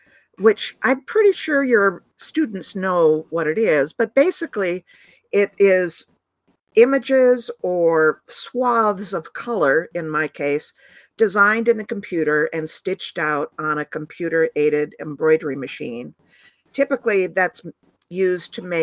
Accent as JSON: {"language": "English", "town": "Ithaca", "region": "New York", "country": "United States", "tie": "born or raised there", "said": "where I grew up in Ithaca, New York, which is the home of Cornell University"}